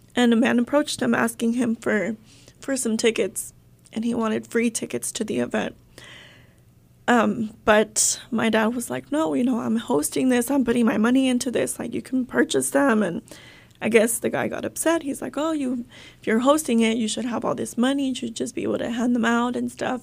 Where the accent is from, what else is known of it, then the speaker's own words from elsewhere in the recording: Tenzompa, Jalisco, Mexico; also born or lived in California; now in Arkansas, United States; we're all originally from Jalisco, from a little small, small town, Tenzompa, Jalisco